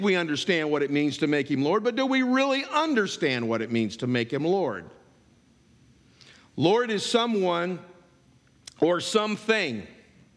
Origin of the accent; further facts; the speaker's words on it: United States; I was born in America.